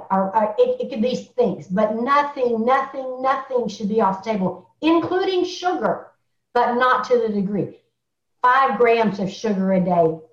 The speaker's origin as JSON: {"language": "English", "region": "Alabama", "country": "United States", "tie": "born or raised there", "said": "I was born in Alabama. And the only thing we do with a vegetable is fry it"}